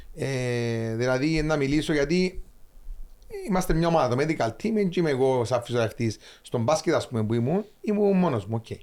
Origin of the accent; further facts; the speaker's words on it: Cyprus; moved away; also born or lived in Larnaca; Είμαι λεμεσανοπαφίτης